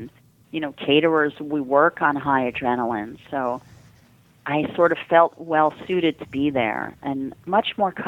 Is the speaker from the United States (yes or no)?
yes; New York City, New York, United States; Now, I am a New Yorker, but I didn't know what the hell St. Paul's was. I mean, I'm Jewish.